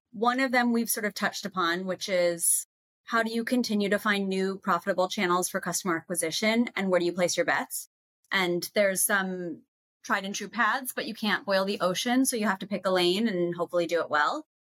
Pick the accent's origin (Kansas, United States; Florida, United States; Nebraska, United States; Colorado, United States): Colorado, United States; Boulder; also born or lived in Southampton, United States; I'm from Boulder and Southampton.